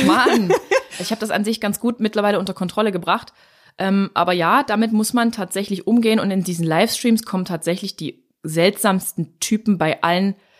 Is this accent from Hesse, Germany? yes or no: no; Dresden, Saxony, Germany; hier bei uns in Dresden